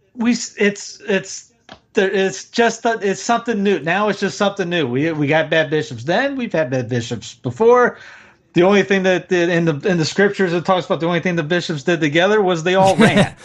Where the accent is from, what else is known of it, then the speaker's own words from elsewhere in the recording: the South, United States; I'm a Southerner